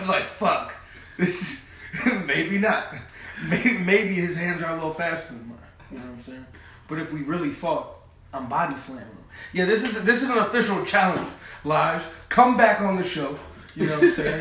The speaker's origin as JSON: {"language": "English", "region": "Minnesota", "country": "United States", "said": "We're from Minnesota, where green water isn't cool"}